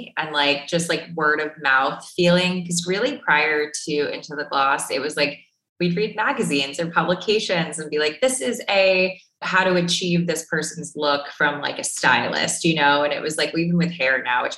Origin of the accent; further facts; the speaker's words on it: South Florida, United States; moved away as an adult; also born or lived in New York City; now in Miami, United States; I am originally from South Florida. So this is home, my OG home for 18 years before moving to New York.